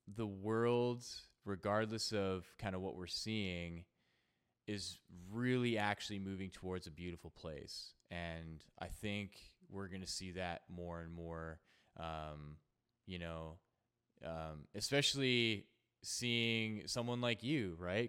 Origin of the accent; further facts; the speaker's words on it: Canada; also born or lived in Edmonton, Alberta; I'm from Canada. I'm in Edmonton, Alberta